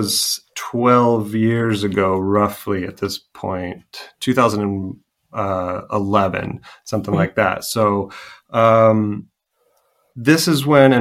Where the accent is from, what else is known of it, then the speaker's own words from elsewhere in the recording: Goshen, Indiana, United States; moved away as an adult; also born or lived in Santa Ana, California; now in Ballina, Ireland; my hometown of Goshen, Indiana